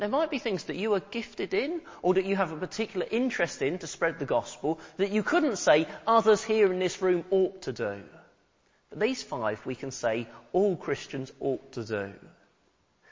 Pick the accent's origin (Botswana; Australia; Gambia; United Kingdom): United Kingdom; Hemel Hempstead, East of England; the town of Hemel Hempstead, my hometown